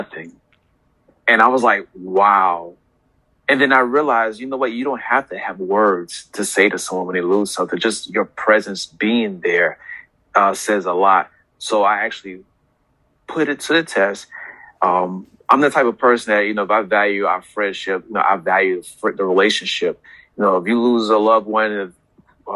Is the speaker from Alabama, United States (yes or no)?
no; South Carolina, United States; also born or lived in New York; now in Hampton Roads, United States; I'm originally from New York, was raised in South Carolina, but I consider Hampton Roads home because I've been here for over 20 years.